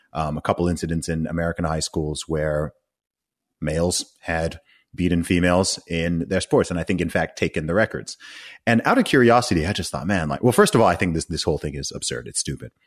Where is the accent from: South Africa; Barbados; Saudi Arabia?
Saudi Arabia; moved away; also born or lived in England / United States; I grew up in Saudi Arabia.